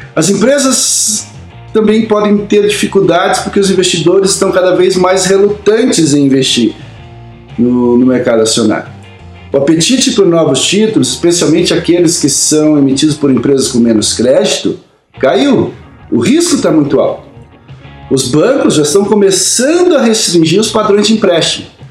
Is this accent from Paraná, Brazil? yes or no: yes; Campo Mourão, Paraná, Brazil; quando eu era criança pequena lá em Camorão